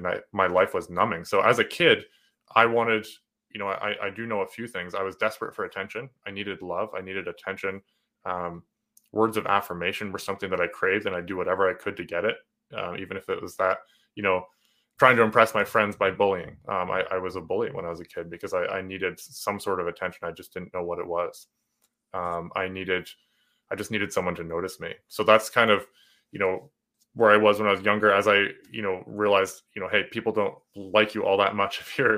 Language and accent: English; New Brunswick, Canada; accent: a little bit of Canadian, a little bit of British, a little bit of American; also born or lived in New Hampshire, United States; I'm in New Brunswick, Canada. We moved up when I was three